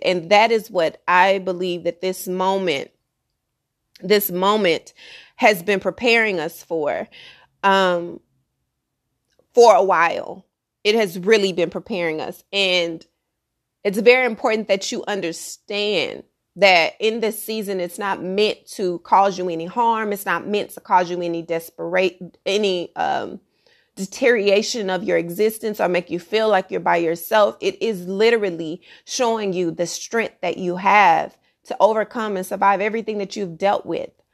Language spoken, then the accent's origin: English; Texas, United States; I'm from Texas